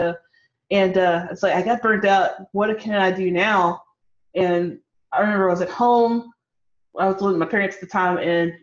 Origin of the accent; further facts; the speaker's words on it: Louisville, Kentucky, United States; I'm from Louisville, Kentucky, born and raised